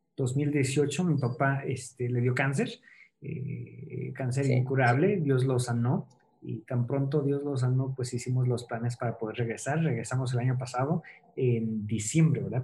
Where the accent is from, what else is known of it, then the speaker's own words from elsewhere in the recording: Toluca, State of Mexico, Mexico; moved away as an adult; now in Nepal; yo soy de Toluca